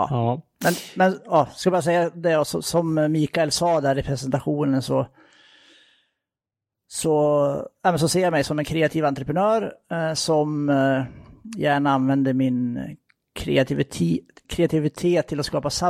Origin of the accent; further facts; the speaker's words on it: Gävleborg County, Sweden; now in Gothenburg, Sweden; Tar man det i ett lite längre perspektiv så är jag uppvuxen i Hälsingland som eh, ni ju då kan höra lite grann på.